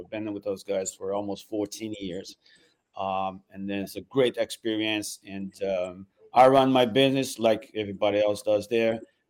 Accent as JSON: {"language": "English", "region": "São Paulo", "country": "Brazil", "tie": "born or raised there", "second_language": "English", "moved": "as an adult", "lives_now": "Boston, United States", "said": "Yeah, I was born in Sao Paulo, Brazil. and then I came to North America, because we're from South America. I came here in 1987."}